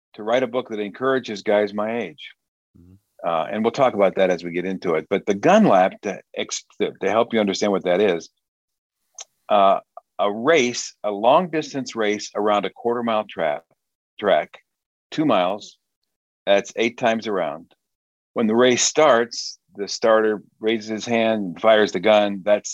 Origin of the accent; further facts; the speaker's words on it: Wheaton, Illinois, United States; moved away as an adult; now in Michigan, United States; I grew up in Wheaton, Illinois